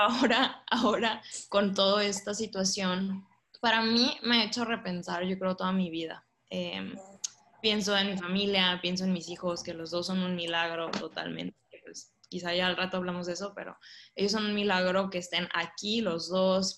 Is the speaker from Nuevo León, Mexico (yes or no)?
yes; Monterrey, Nuevo León, Mexico; moved away as an adult; also born or lived in Ciudad Juárez; soy de Monterrey, soy regia, orgullosamente regia